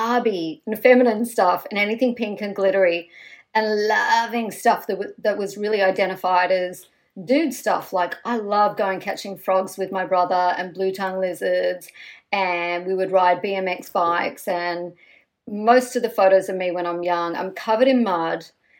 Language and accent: English; Australia; we grew up in Australia